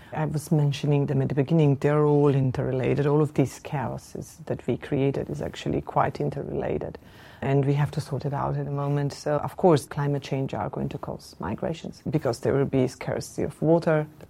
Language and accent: English; Ljubljana, Slovenia; I'm coming from Slovenia.